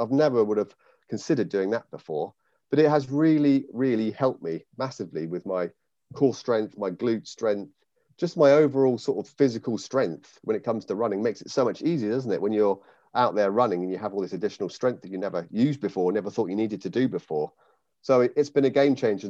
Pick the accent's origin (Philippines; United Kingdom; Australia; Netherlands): United Kingdom; now in Raunds, Northamptonshire, United Kingdom; I grew up in the Wye Valley